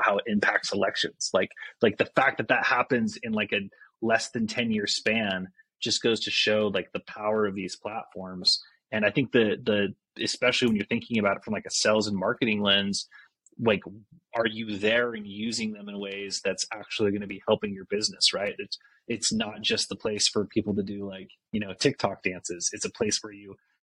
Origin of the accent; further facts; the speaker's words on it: Mapleton, Utah, United States; I grew up in Utah, small town Mapleton, and had a really like idyllic childhood there